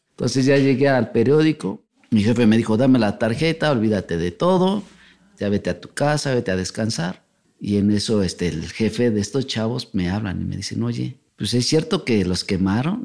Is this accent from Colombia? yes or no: no; Mexico City, Mexico; de aquí, de la Ciudad de México.